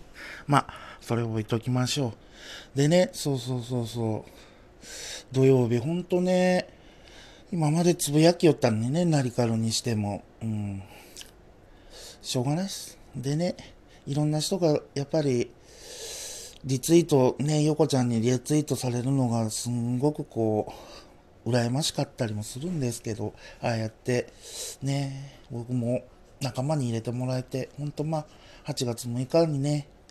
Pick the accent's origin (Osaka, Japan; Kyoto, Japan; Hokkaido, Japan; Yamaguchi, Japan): Yamaguchi, Japan; now in Hiroshima, Japan; 最近広島にいながらね、故郷の山口の